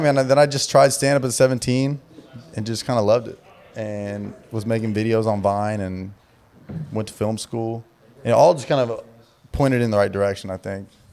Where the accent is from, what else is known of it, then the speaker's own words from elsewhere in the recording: Southern California, United States; I grew up in Southern California, so my whole life was California.